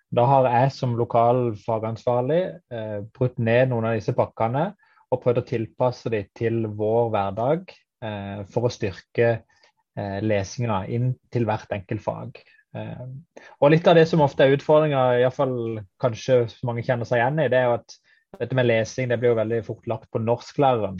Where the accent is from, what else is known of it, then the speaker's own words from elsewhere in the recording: Kristiansand, Agder, Norway; jeg kommer fra Kristiansand